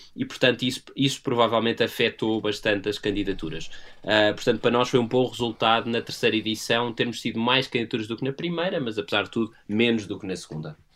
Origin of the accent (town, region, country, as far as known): Portugal